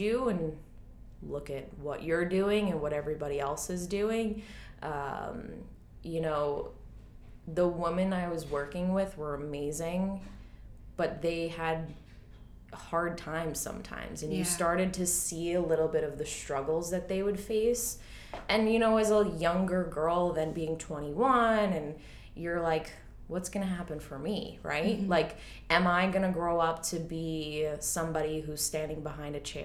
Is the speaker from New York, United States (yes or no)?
yes; Long Island, New York, United States; accent: Long Island; moved away as an adult; now in Queens, New York City, United States; I grew up out on Long Island.